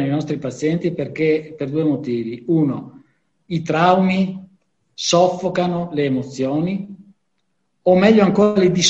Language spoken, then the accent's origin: Italian; Venice, Veneto, Italy; ho 63 anni sono sobrio da 4 anni e vengo dal Lido di Venezia.